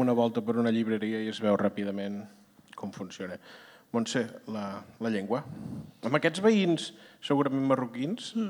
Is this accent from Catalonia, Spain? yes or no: yes; Serral, Catalonia, Spain; Jo que vinc de fora, vinc de Serral